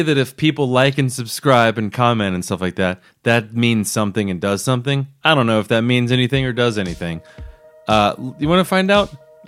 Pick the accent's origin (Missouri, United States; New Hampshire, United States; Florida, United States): Florida, United States; Daytona Beach; moved away; originally from Florida.